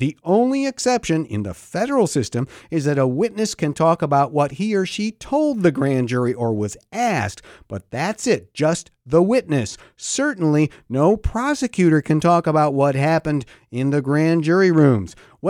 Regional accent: Pennsylvania, United States; my home state of Pennsylvania

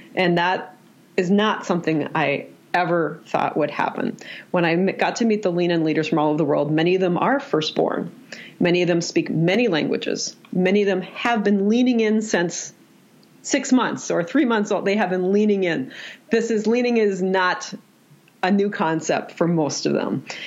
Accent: Minnesota, United States; I am from Minnesota

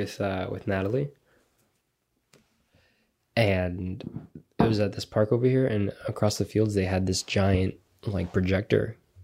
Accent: Coral Springs, Florida, United States; And I grew up in Coral Springs.

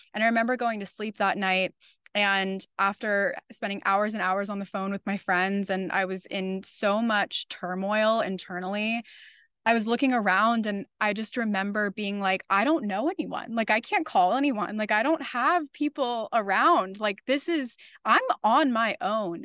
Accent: Florida, United States; now in New York City, United States; I'm originally from Florida.

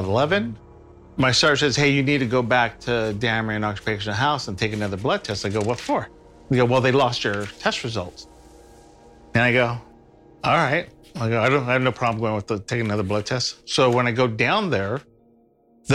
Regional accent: Stockton, California, United States; I was born in Stockton, kind of like South Stockton, like Charterway, Mariposa area

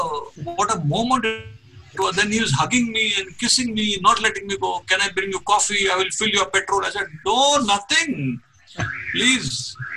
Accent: Mumbai, Maharashtra, India; I said, yes, I'm from Mumbai.

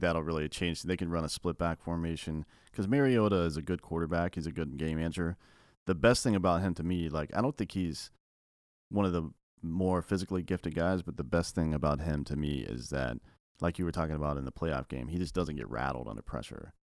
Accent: Clemson, South Carolina, United States; I come from the Clemson area

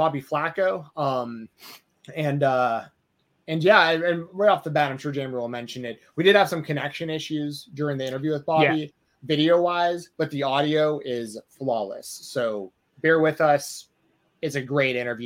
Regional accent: Atlanta, Georgia, United States; I'm from Atlanta.

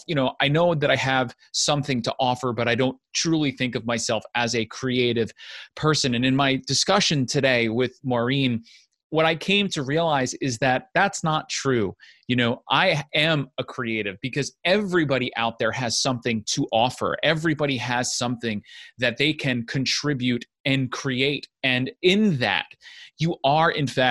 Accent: United States; moved away as an adult; also born or lived in Ramsey, New Jersey; I'm from Rockland County, Bergen County slash. Grew up in right on the border of both

